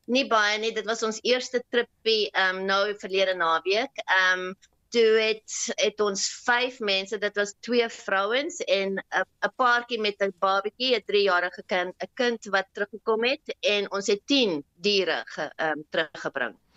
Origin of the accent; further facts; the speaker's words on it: South Africa; now in Austria; As Suid-Afrikaner